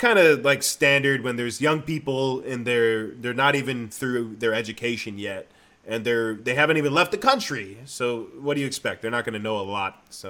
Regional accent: Michigan, United States; I remember I went to middle school in Michigan. And I went to public school, and I remember, and I had lived in Taiwan before that, so I was like a kid who lived in Taiwan, and then I went to Michigan.

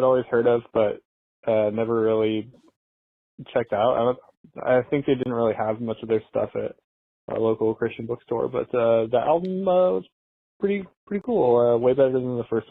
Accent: McPherson, Kansas, United States; I'm from McPherson, Kansas

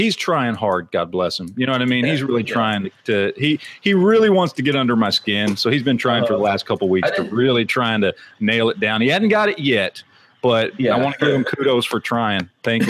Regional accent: Dallas, Texas, United States; So I'm born and raised in Dallas.

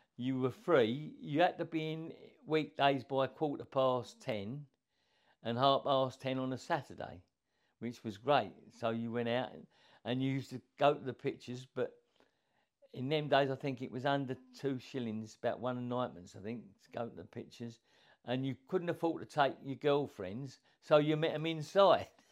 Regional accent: Enfield, London, United Kingdom; now in Royston, United Kingdom; I was brought up in Enfield, North London

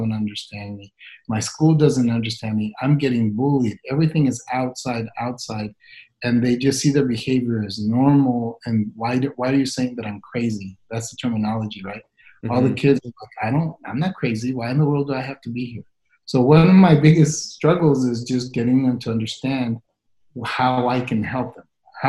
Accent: El Paso, Texas, United States; moved away as an adult; also born or lived in Atlanta, Georgia; came back to El Paso, and I'd forgotten that when I left, I thought maybe the best thing for me to do is to come back and help the community

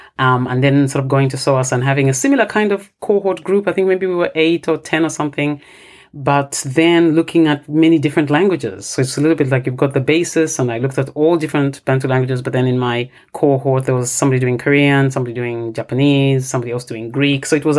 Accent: Ndola, Copperbelt Province, Zambia; first language Bemba; English is a second language; moved away; Bemba is my native language and I sort of work in this area where Bemba is spoken. But I have grown up in a different area in the Copperbelt province, which is another area where, you know, Bemba is currently spoken now.

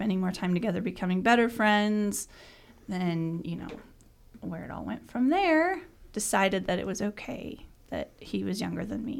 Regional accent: Douglas, Wyoming, United States; moved away as an adult; also born or lived in Washington, D.C.; now in McCook, United States; I'm from Douglas, Wyoming, the big town of, which is a lot similar size-wise to McCook.

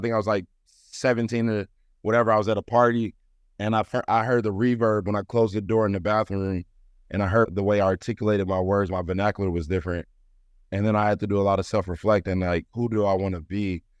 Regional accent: Ferguson, Missouri, United States; I'm from Ferguson, Missouri, originally, um, in Saint Louis. And just growing up as a black man, black boy there

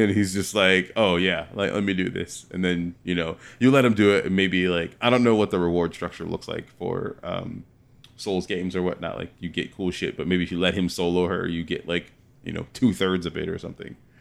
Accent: California, United States; I'm from California

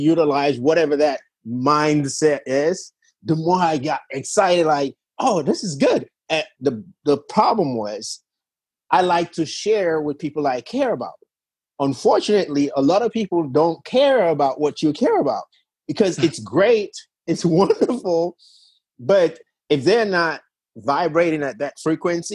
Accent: Sierra Leone; I was born and raised in Sierra Leone in West Africa.

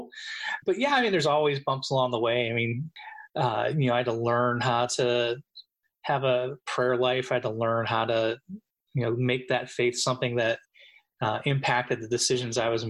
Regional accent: Pittsburgh, Pennsylvania, United States; I grew up just outside of Pittsburgh, Pennsylvania

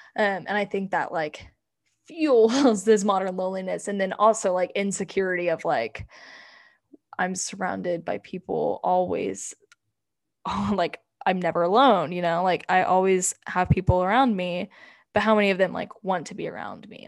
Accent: United States; we're from America

